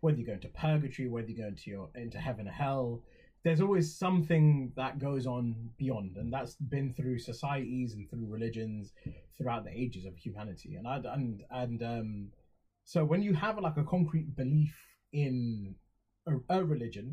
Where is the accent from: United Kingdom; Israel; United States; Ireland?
United Kingdom; Halifax, Yorkshire and the Humber; first language English; I might have been born in Halifax